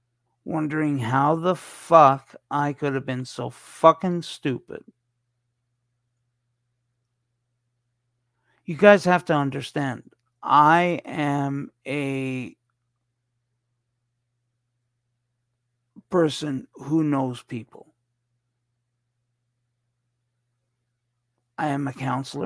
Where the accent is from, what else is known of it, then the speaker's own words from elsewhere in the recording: Canada; accent: Canadian; also born or lived in Toronto; my Canadian accent